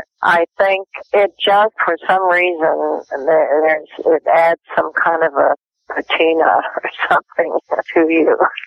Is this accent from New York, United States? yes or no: yes; Brooklyn, New York, United States; born there; I was born in Brooklyn when my mother had seven brothers and two sisters.